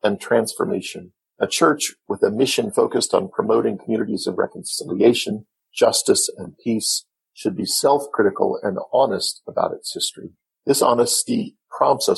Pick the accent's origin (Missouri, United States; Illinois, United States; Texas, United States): Missouri, United States; Independence; I was raised in Independence, Missouri